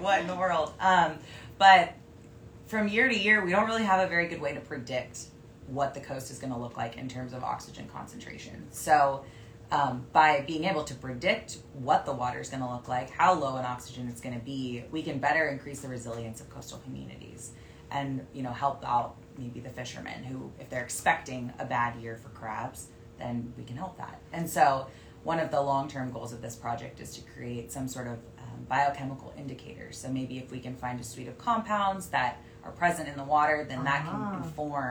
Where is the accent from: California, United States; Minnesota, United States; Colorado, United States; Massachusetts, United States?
California, United States; Sacramento; moved away as an adult; also born or lived in Montana; now in Oregon, United States; I grew up in Sacramento